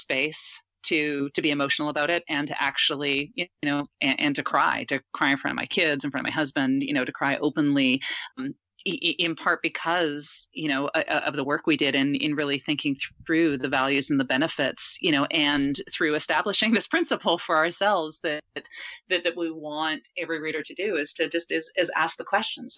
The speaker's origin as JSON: {"language": "English", "country": "Canada", "said": "I'm Canadian"}